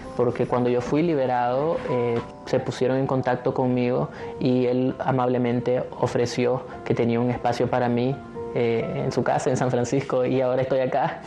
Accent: Nicaragua; moved away as an adult; now in United States; Yo conservo la esperanza de regresar a Nicaragua pronto

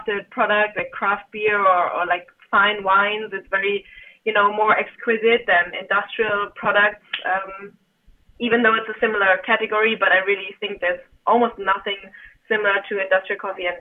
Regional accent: Germany; now in China; I'm actually born and raised in Germany

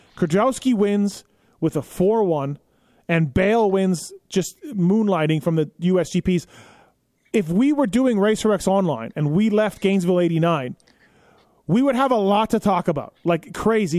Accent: Manitoba, Canada; I'm from Manitoba

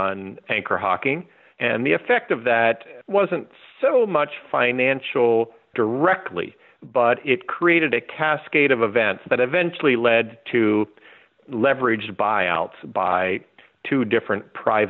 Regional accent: Lancaster, Ohio, United States; born or raised there

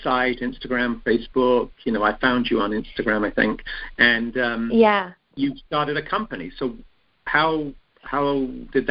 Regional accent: England, United Kingdom; I'm from England

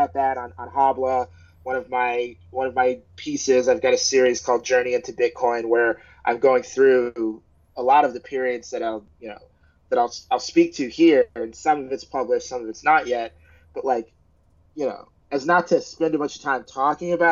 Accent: United States; I'm African American, so I come from an African American tradition

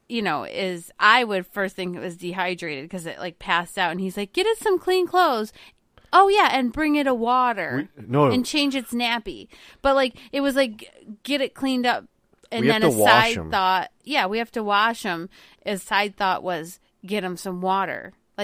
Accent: England, United Kingdom; I'm English. I speak English.

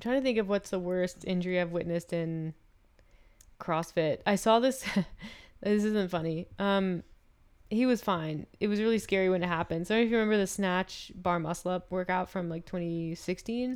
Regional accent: the South, United States; now in Calgary, Canada; I'm from the South

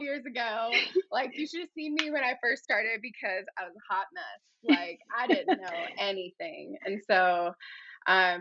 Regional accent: West Virginia, United States; moved away as an adult; now in Sedona, United States; I'm originally from West Virginia

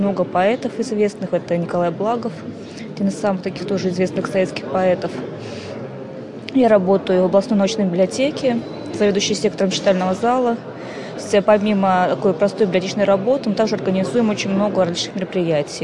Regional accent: Ulyanovsk, Ulyanovsk Oblast, Russia; Я из Ульяновска

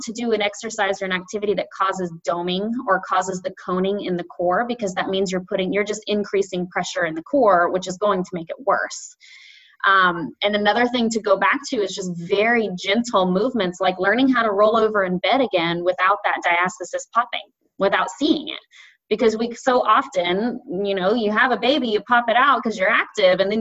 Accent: the South, United States; I say diastasis because I'm from the South

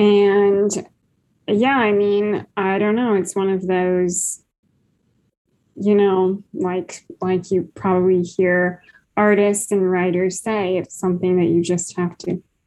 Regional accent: Iowa, United States; also born or lived in Kansas; I am a writer from the Midwest. I grew up in Iowa.

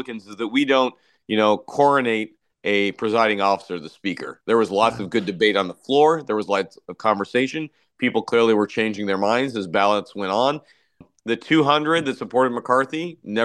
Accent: Iowa, United States; my home state of Iowa

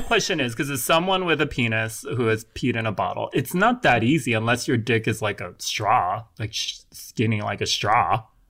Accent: California, United States; my home state of California

